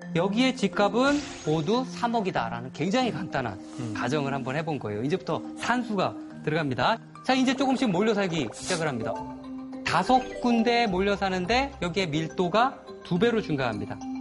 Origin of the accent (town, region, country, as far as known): Chuncheon, Gangwon, South Korea; born or raised there; moved away